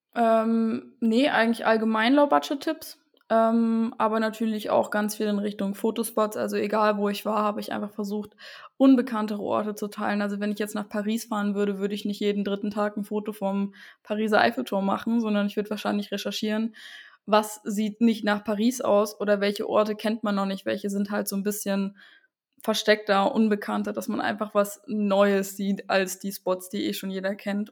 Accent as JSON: {"language": "German", "area": "Saxon Switzerland", "region": "Saxony", "country": "Germany", "tie": "born or raised there", "also_born_or_lived": "Dresden", "said": "ich bin von einer kleinen Stadt wieder zurück in meine Heimat gezogen, in der sächsischen Schweiz"}